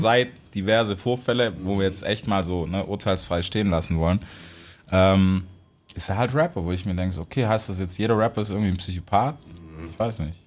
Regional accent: United States; für mich als Amerikaner

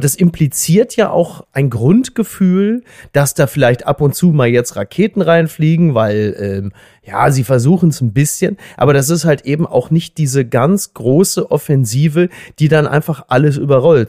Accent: Germany; als Deutscher

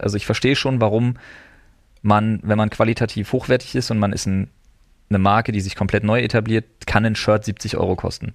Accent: Berlin, Germany; now in Brandenburg, Germany; ich als Wahlbrandenburger, als Exil-Berliner

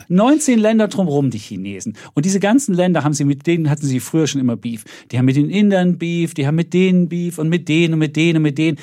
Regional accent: East Germany, Germany; als Ossi

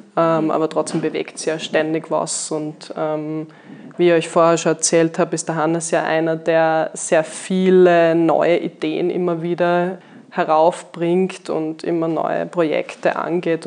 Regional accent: Graz, Styria, Austria; moved away as an adult; also born or lived in Vienna; Ich bin ja gebürtige Steierin, also eigentlich geboren und aufgewachsen in Graz

